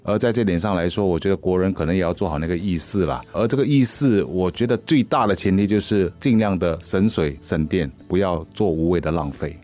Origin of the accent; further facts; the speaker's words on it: Singapore; 我们新加坡人